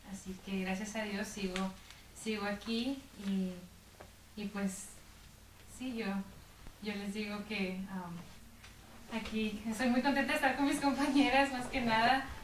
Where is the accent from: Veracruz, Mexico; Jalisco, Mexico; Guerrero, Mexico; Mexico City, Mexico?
Guerrero, Mexico; moved away; soy originaria del estado de Guerrero, México.